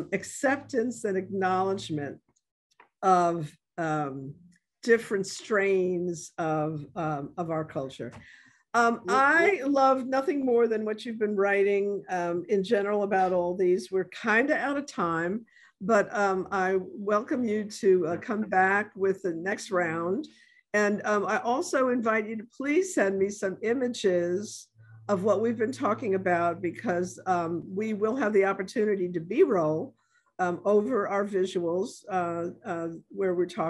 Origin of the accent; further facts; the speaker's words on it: New York City, New York, United States; moved away as an adult; now in New Orleans, United States; I'm coming from New York City, right? This is early 70s. I've been here for enough years to maybe be called a New Orleanian